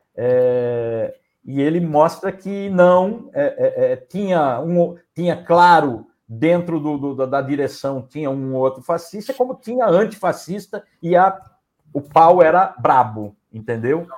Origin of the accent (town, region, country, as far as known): Brazil